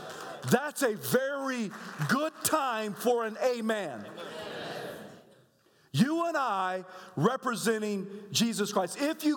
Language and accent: English; the South, United States; I said, ma'am, I'm from the South, and, you know, that's kind of what we do.